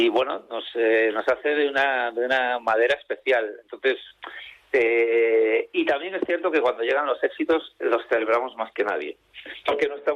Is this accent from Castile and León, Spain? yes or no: no; Santander, Cantabria, Spain; moved away; bueno, yo que soy un cántabro hace tiempo emigrado o exiliado por razones familiares, porque mi familia se tuvo que mudar de, Santander por temas de salud. Eh, siempre he mantenido el vínculo con la tierruca